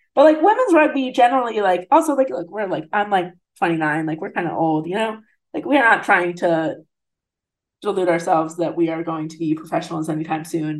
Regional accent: New Jersey, United States; now in St. Louis, United States; I grew up in New Jersey in like New York City suburbs, essentially.

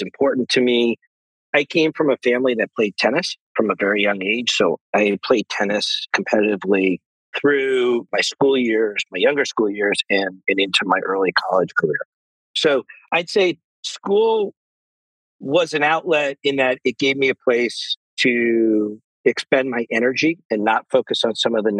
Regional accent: San Diego, California, United States; now in New York, United States; So I grew up actually in San Diego, California

